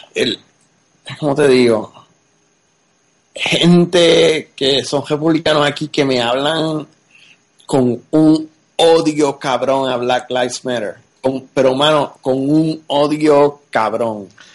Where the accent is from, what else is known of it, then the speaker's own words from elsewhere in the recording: Puerto Rico; moved away as an adult; also born or lived in Texas; yo me crié en Puerto Rico, pero pues a mis 20 años, 21 a, a, pues, a Texas